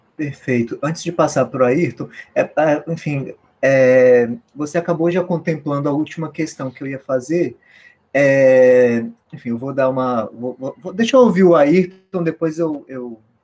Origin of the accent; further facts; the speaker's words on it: Brasília, Federal District, Brazil; eu sou de Brasília